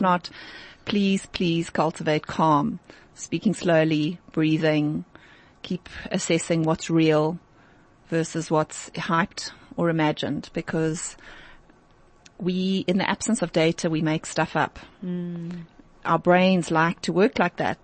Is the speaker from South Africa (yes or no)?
yes; South Africa; as a South African